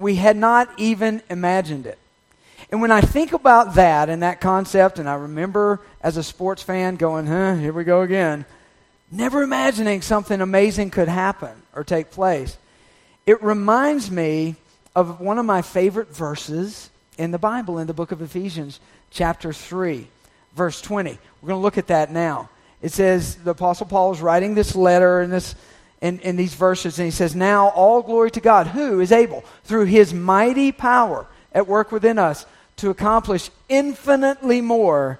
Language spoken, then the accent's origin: English; Deep South, United States; I was growing up in the Deep South